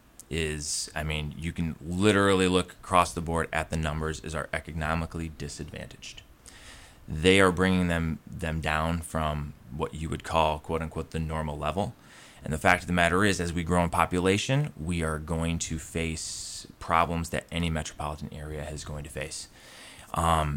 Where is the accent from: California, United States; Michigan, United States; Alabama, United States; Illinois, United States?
Michigan, United States; moved away as an adult; now in Lynchburg, United States; I'm originally from Michigan.